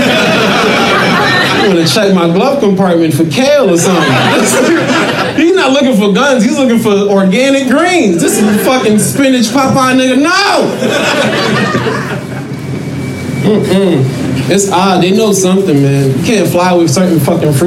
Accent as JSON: {"language": "English", "town": "New York City", "region": "New York", "country": "United States", "said": "I come from Southside Jamaica, Queens, nigga. It's the hood."}